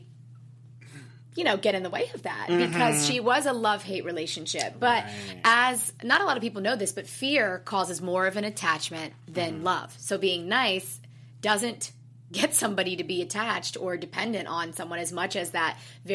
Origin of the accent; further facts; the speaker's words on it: West Virginia, United States; I'm from the South, West Virginia, and I think, like, my nachos, like, nachos is what we sound like in West Virginia.